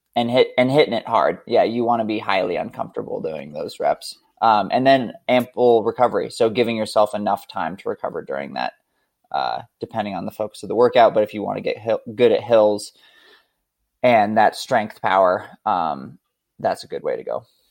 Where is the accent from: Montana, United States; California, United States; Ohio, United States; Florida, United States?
Montana, United States; now in Idaho, United States; I currently live in rural Idaho, but I grew up in Montana, uh, actually closer to Canada than most of the United States